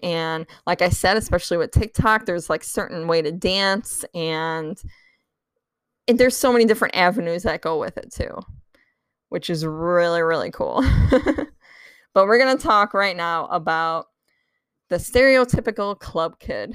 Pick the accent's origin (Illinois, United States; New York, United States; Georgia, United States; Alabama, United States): Illinois, United States; Chicago; that's my hometown